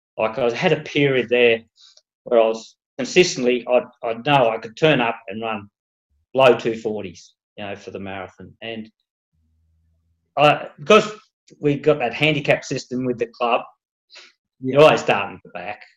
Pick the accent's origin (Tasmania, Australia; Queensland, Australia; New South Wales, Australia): Tasmania, Australia; also born or lived in Melbourne, Victoria; We're originally from Tassie